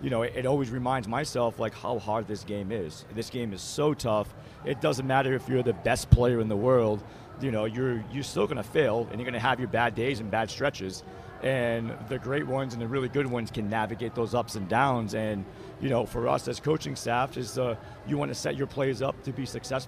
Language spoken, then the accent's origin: English; Massachusetts, United States; accent: Massachusetts; I'm from Massachusetts